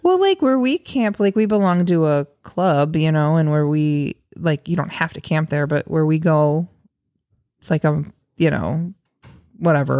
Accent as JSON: {"language": "English", "region": "near the Illinois River", "country": "United States", "tie": "born or raised there", "said": "I grew up near the Illinois River, very, very close to the Illinois River"}